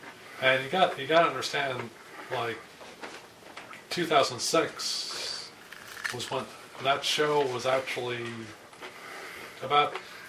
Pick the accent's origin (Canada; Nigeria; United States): Canada; I'm a Canadian of a certain age